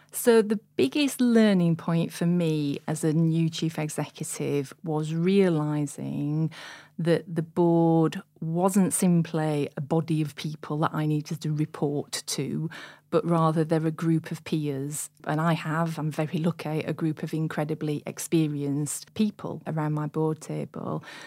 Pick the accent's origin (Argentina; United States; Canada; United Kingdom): United Kingdom; Sheffield, Yorkshire and the Humber; I'm born and bred in Sheffield